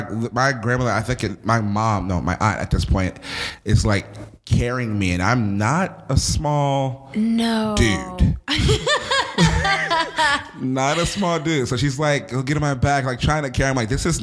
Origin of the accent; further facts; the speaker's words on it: United States; now in Nashville, United States; I'm used to the beach as well because I'm from Philly in South Jersey.